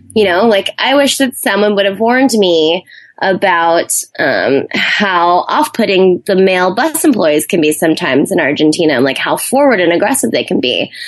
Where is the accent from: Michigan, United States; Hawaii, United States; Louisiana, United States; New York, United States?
Hawaii, United States; moved away as an adult; also born or lived in Arizona / New Zealand; I grew up in Hawaii on an island, and my family weren't really big travelers